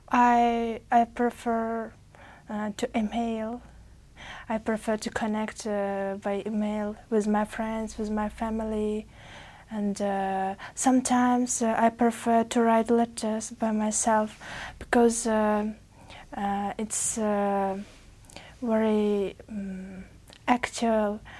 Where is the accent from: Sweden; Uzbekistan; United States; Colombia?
Uzbekistan; English is a second language; From Uzbekistan.